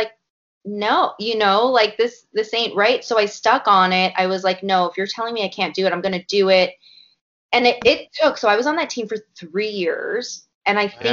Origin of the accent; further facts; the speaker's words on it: Canada; a Canadian myself